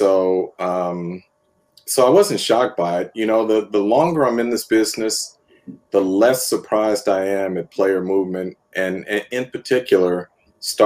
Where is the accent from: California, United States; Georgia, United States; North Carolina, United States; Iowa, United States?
California, United States; San Francisco; I grew up in the Bay Area, followed the 49ers.